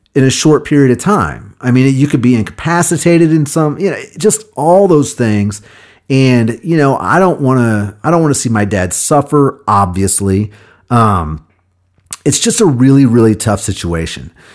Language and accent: English; Kansas City, United States; moved away as an adult; also born or lived in Nashville, Tennessee; I came back to Kansas City, my hometown